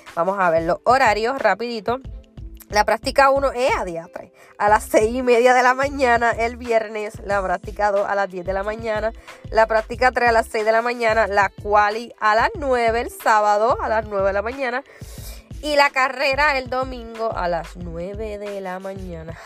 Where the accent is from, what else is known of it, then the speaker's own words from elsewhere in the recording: Puerto Rico; como buena puertorriqueña